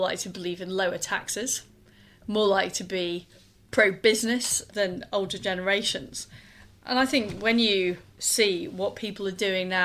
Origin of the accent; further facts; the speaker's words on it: Leeds, Yorkshire and the Humber, United Kingdom; moved away as an adult; now in London, United Kingdom; I grew up in Leeds. I moved to London in the 1990s